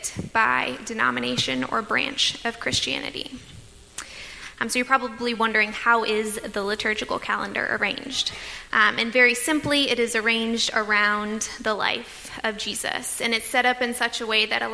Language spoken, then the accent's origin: English; Tampa, Florida, United States; for me, growing up in Tampa